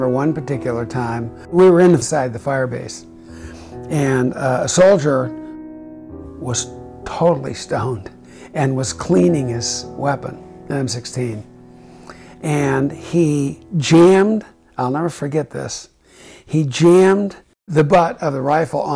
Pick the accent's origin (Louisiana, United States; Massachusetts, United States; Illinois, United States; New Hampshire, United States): Illinois, United States; Chicago; I was from Chicago, and my senator was Senator Everett Dirksen